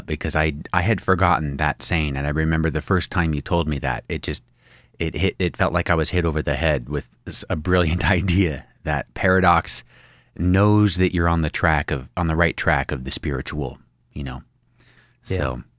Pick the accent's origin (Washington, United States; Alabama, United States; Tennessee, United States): Washington, United States; Spokane; You know where I grew up in Spokane?